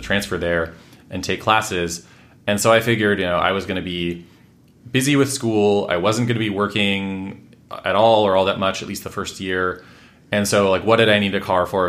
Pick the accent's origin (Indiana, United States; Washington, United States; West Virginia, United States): Washington, United States; also born or lived in Redmond / Bellingham / Everett / Mill Creek; I grew up in Washington State, lived quite a few places there, um, what, Redmond. Bellingham, which is right up at the border with Canada, mm-hmm. Everett, Mill Creek